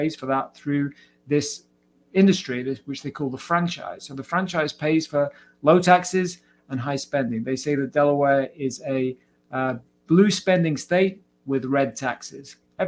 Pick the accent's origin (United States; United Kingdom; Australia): United Kingdom; Cardiff, Wales; Anthony Hopkins and Shirley Bassey from my hometown, Cardiff.